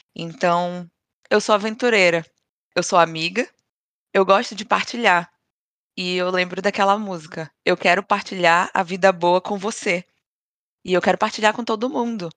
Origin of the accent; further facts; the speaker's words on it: Pará, Brazil; moved away; Desde que eu saí do Brasil, eu hum. sinto que eu sou mais paraense. A cada dia eu me sinto mais paraense